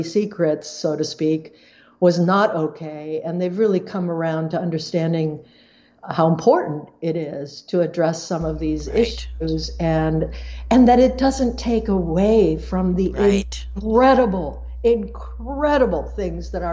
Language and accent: English; Paraguay; I grew up in Paraguay. I grew up on a leprosy camp. I grew up in a Low German Mennonite community.